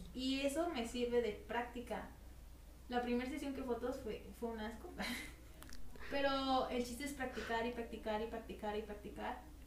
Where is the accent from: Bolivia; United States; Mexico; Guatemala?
Mexico